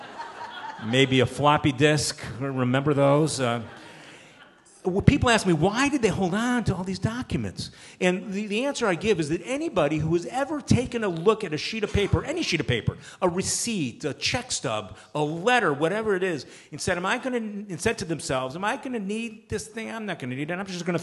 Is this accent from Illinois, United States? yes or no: yes; outside of Chicago, Illinois, United States; where I grew up outside of Chicago